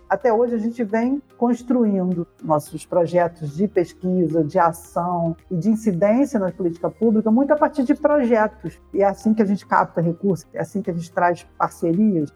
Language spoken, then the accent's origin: Portuguese; Rio de Janeiro, Brazil; also born or lived in Paraíba; Eu eu cresci na Nova Holanda, eu vim da Paraíba, cheguei com seis anos aqui